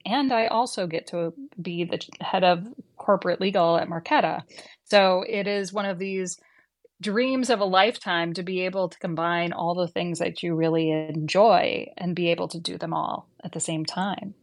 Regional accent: Midwest, United States; I grew up in the Midwest

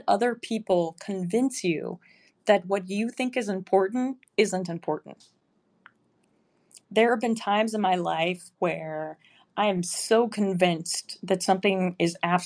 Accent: outside of Chicago, Illinois, United States; moved away; I grew up outside of Chicago

